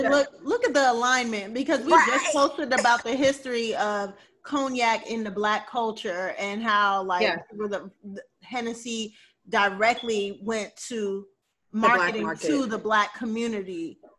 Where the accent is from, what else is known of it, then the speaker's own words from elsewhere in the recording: New Orleans, Louisiana, United States; born there; I was born in New Orleans, but my family is actually West Indian. So they moved from New York, from Panama and Grenada to New York.